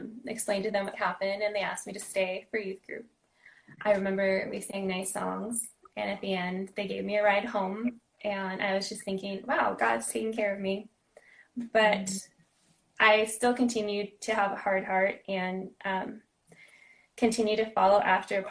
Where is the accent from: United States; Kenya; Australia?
United States; Los Angeles, California; also born or lived in San Diego; I was born and raised locally out in the San Fernando Valley